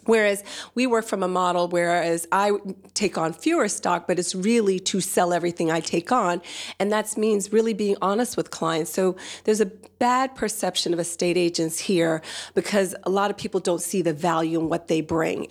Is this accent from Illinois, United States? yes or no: no; New Jersey, United States; accent: soft American; moved away as an adult; also born or lived in Nigeria / Washington, D.C.; now in London, United Kingdom; grew up in the States, in New Jersey, but also lived about ten years in Washington, D C before moving over to London about eight years ago